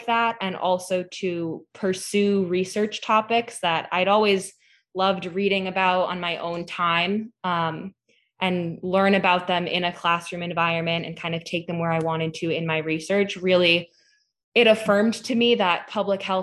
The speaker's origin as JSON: {"language": "English", "town": "Hadley", "region": "Massachusetts", "country": "United States", "said": "I'm from Western Mass. I'm from Hadley, which is right near UMass Amherst"}